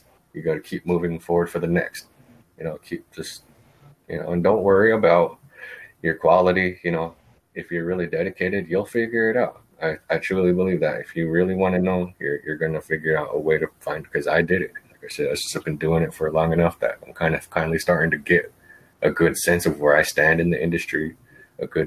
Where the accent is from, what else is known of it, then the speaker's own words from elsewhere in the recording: Winnebago Reservation, Nebraska, United States; I'm from the reservation